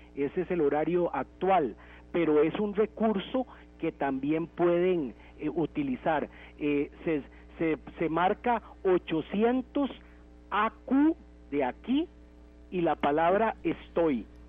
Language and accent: Spanish; Costa Rica; como costarricenses